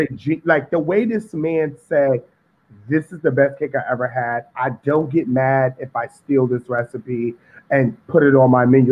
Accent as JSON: {"language": "English", "town": "New York City", "region": "New York", "country": "United States", "tie": "born or raised there", "said": "Growing up in Harlem, I'm from Harlem, Sugar Hill, 148th and Convent"}